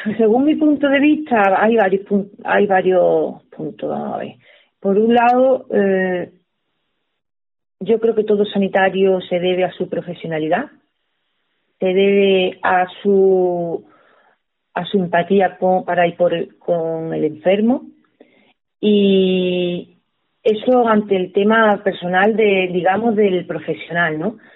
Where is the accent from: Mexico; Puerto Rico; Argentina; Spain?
Spain; Torredonjimeno, Andalusia; la radio de mi pueblo